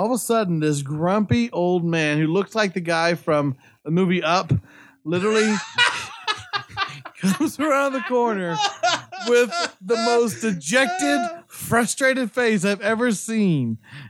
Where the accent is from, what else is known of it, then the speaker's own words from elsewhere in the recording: Kansas, United States; I'm from Kansas, and we don't have these tiles here.